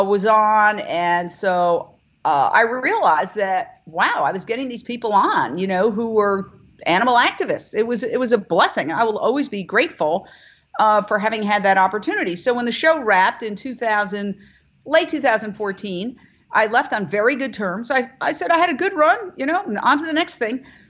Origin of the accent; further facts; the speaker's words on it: New York, United States; moved away as an adult; also born or lived in Fort Myers, Florida / Minneapolis / Philadelphia / Los Angeles; I was born and raised in Manhattan